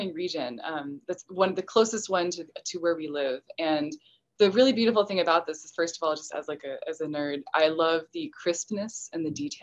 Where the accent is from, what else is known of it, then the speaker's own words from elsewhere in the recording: Texas, United States; I'm from Texas